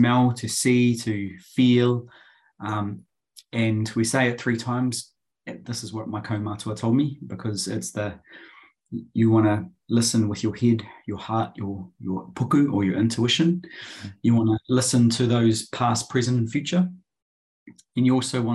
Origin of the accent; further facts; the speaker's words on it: Christchurch, Canterbury, New Zealand; now in Auckland, New Zealand; I grew up down in Christchurch, and I now live in the beautiful Tāmaki Makaurau, Auckland.